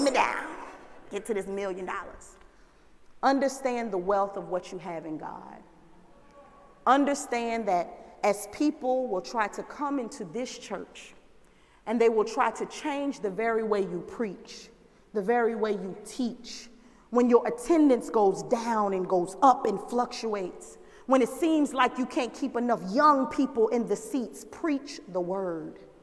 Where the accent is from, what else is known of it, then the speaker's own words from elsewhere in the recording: the South, United States; moved away; I grew up in the South